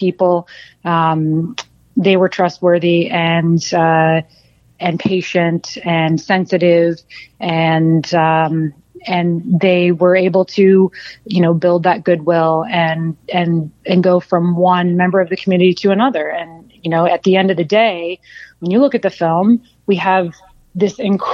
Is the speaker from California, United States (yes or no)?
no; Florida, United States; moved away; I'm originally from Florida